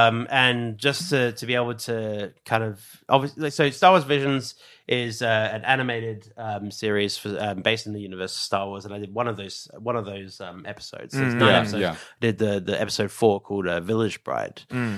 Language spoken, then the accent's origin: English; Australia; And so even though I am Australian, I want to make sure that when it comes to Japan's instruments, it's the exact same approach.